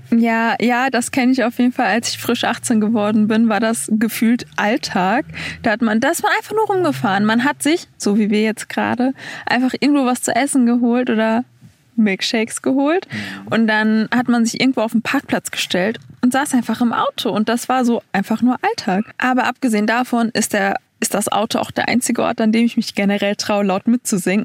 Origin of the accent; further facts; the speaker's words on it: Duisburg, North Rhine-Westphalia, Germany; moved away; ich komme ja aus NRW